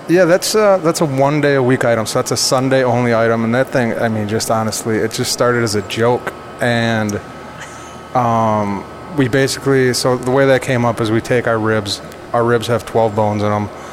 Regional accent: Central Wisconsin, United States; moved away; also born or lived in New York; growing up in Central Wisconsin

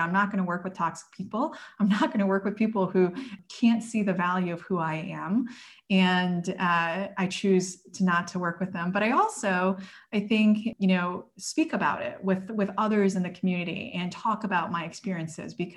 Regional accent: United States; I grew up in the United States

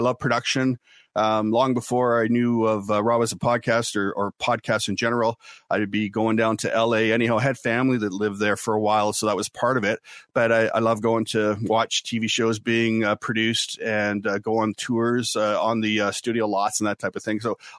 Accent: Ottawa, Ontario, Canada; born there; also born or lived in Winnipeg, Canada / Kingston, Canada / Lahr, Germany; And so I was born in Ottawa, Ontario, Canada, and then moved around from there to Winnipeg, Manitoba, Kingston, Ontario, Kippenheim, West Germany, Lahr, West Germany.

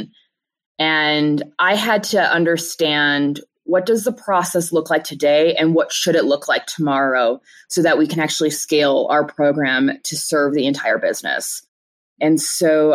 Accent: Chicago, Illinois, United States; now in Denver, United States; I'm originally from Chicago

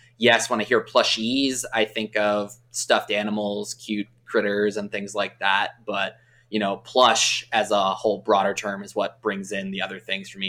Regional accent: Southern California, United States; I grew up in the Southern California region.

